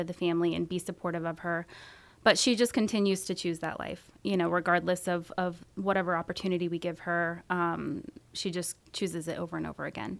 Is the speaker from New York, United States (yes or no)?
no; San Jose, California, United States; moved away as an adult; also born or lived in Santa Cruz, California; now in Medford, United States; I grew up in San Jose